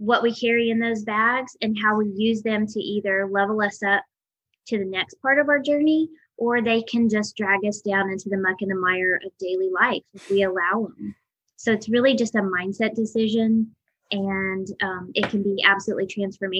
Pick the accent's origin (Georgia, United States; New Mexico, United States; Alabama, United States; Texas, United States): New Mexico, United States; moved away; also born or lived in Tallahassee, Florida; I grew up in New Mexico. I grew up actually on an Indian reservation.